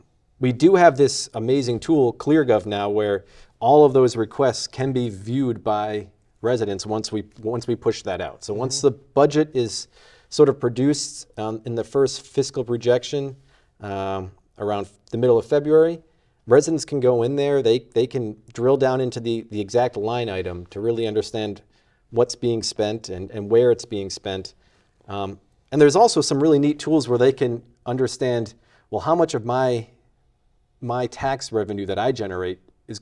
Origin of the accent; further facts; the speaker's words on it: Shrewsbury, Massachusetts, United States; also born or lived in Worcester; But I was born in Worcester and was raised in Shrewsbury. So I didn't even have to, like, convince my wife to come back here.